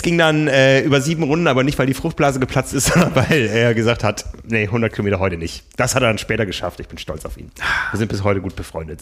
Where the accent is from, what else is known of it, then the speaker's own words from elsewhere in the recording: Osnabrück, Lower Saxony, Germany; in meiner Heimat Osnabrück